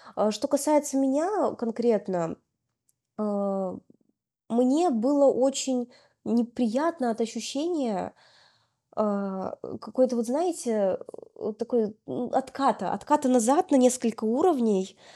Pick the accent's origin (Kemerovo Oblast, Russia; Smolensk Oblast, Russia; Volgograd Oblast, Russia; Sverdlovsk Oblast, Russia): Sverdlovsk Oblast, Russia; Yekaterinburg; moved away as an adult; also born or lived in Moscow / Saint Petersburg; now in Lisbon, Portugal; я изначально родилась в Екатеринбурге, прожила там до окончания школы